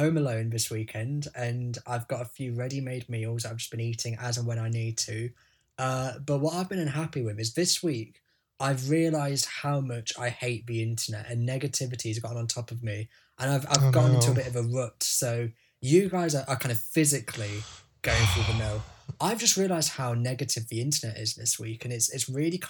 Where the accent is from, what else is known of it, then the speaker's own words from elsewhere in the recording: England, United Kingdom; I'm English